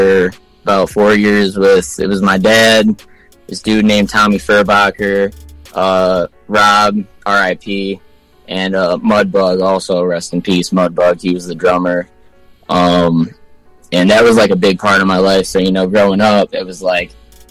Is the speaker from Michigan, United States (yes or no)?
yes; Michigan, United States; also born or lived in Ann Arbor, Michigan / Westland, Michigan / Canton, Michigan / Plymouth, Michigan; I was born in Ann Arbor, but I lived in Westland, then Canton, then Plymouth, and so I've been all over the place in the Wayne County area. But yeah, Michigan